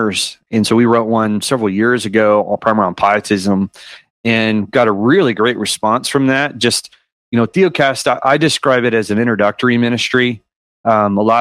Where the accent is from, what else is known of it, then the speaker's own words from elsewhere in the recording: California, United States; moved away as an adult; also born or lived in Tennessee; now in Spring Hill, United States; I'm born and raised in California